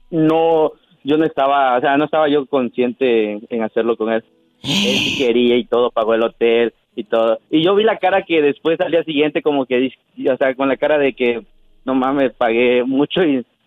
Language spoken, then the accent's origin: Spanish; Cozumel, Quintana Roo, Mexico; Uh, soy anónimo de Cozumel.